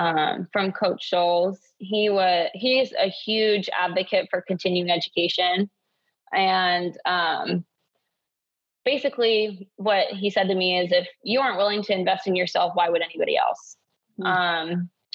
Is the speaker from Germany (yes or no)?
yes; Germany; also born or lived in Hawaii, United States / Uzbekistan / Ukraine / North Macedonia; So I grew up over in Europe, in Germany, Uzbekistan, Ukraine, Macedonia. So yeah, I didn't grow up in the States.